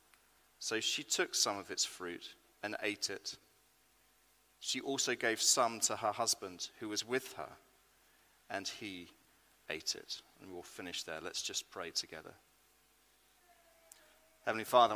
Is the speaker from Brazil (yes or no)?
no; United Kingdom; I am British